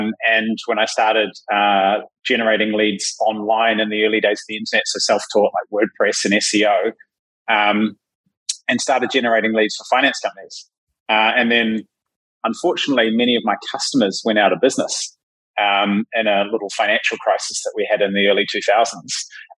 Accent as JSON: {"language": "English", "country": "New Zealand", "moved": "yes", "said": "Yeah, so I'm a Kiwi who hasn't lived in Kiwiland for most of my life."}